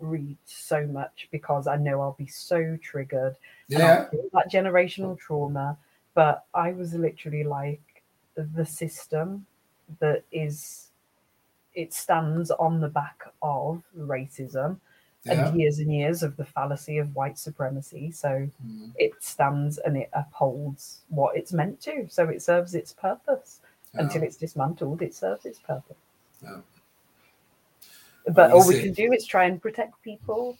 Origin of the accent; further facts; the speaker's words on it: England, United Kingdom; I was born in England, but I'm of Caribbean